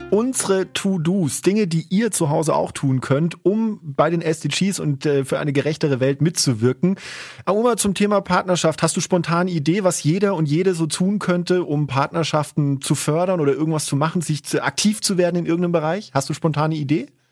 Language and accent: German; Southern Germany, Germany; now in Salzburg, Austria; ich komm ursprünglich aus Süddeutschland.